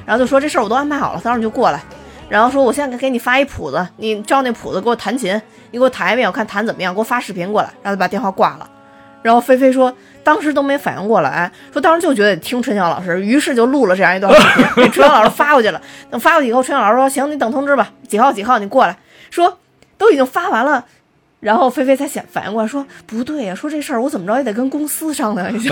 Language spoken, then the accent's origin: Chinese; Hubei, China; 可能就是我们湖北人，就比较讲情义